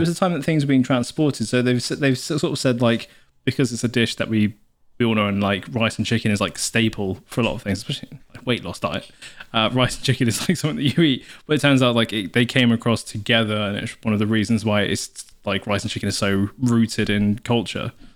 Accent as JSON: {"language": "English", "region": "South Wales", "country": "United Kingdom", "moved": "yes", "said": "if you imagine a triangle, we are the bottom left of the triangle in South, where we came from"}